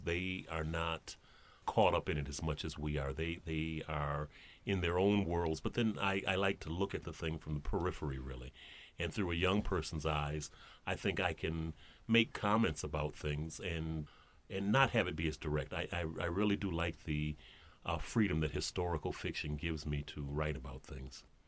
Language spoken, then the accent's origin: English; Flint, Michigan, United States; now in Detroit, United States; when I grew up in Flint